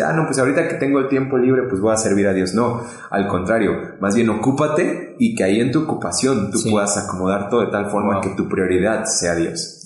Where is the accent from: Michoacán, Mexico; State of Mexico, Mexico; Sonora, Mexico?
State of Mexico, Mexico; now in Puebla, Mexico; yo soy del Estado de México. Actualmente estamos en Puebla, ¿no? Pero eh, nací en el Estado de México